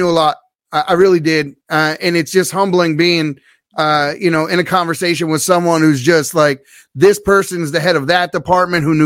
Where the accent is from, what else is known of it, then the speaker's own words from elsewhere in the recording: Baltimore, Maryland, United States; I grew up in Baltimore City, so I know the city well